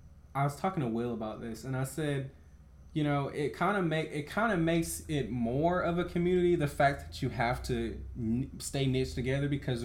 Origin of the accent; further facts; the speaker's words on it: Alabama, United States; I was from Alabama